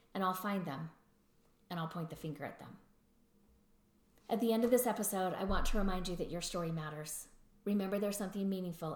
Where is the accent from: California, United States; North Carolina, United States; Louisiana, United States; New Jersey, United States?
Louisiana, United States; accent: Louisiana; that's my Louisiana accent